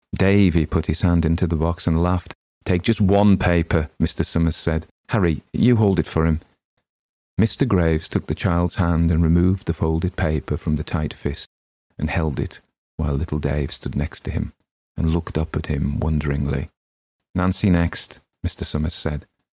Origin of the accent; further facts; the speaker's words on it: Northern England, United Kingdom; accent: Northern English; my own native accent